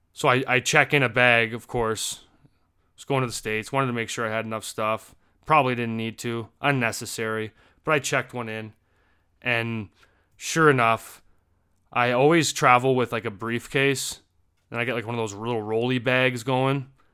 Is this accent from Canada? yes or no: yes; Canada; As a Canadian